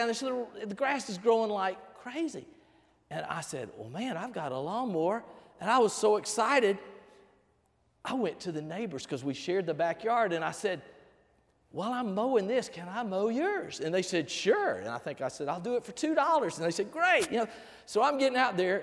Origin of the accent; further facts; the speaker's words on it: Albany, Georgia, United States; moved away; also born or lived in Panama; I grew up over in Albany, Georgia